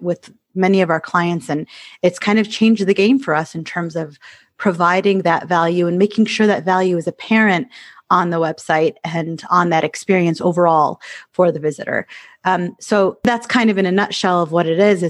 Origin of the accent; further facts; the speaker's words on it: Michigan, United States; moved away as an adult; I used to live in Michigan and I grew up in Michigan